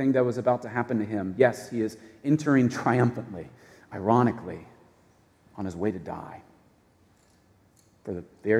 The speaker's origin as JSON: {"language": "English", "country": "United States", "said": "as an American citizen"}